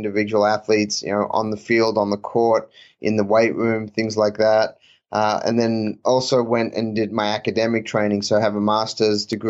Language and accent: English; Australia; moved away; also born or lived in Auburn; I grew up in Australia